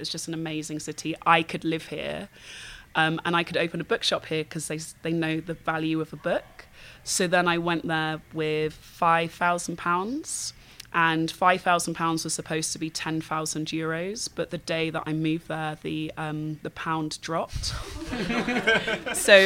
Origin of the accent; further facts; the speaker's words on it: London, United Kingdom; also born or lived in Hackney, London / Berlin, Germany; I'm from Battersea, I know how this gentrification thing works